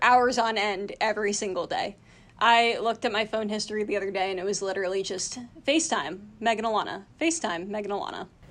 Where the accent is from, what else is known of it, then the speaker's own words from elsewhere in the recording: Athens County, Ohio, United States; moved away as an adult; also born or lived in North Carolina; now in New York City, United States; I grew up in Athens County, Ohio